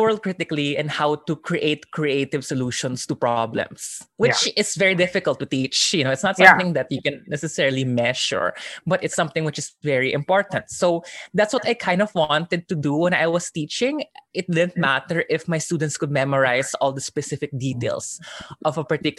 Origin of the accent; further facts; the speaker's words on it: Manila, Metro Manila, Philippines; moved away as an adult; also born or lived in Baguio / San Juan; I grew up in Manila, but I spent 2 years in Baguio when I was really young.